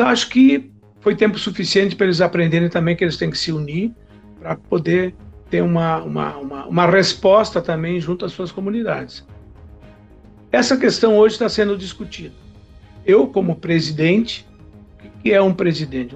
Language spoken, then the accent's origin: Portuguese; Faxinal do Soturno, Rio Grande do Sul, Brazil; also born or lived in Horizontina / Restinga Sêca; now in Santa Maria, Brazil; Me criei em Faixão Soturno, depois Restinga, apesar de ser nascido em Horizontina, mas eu estudei toda a minha vida aqui na Quarta Colônia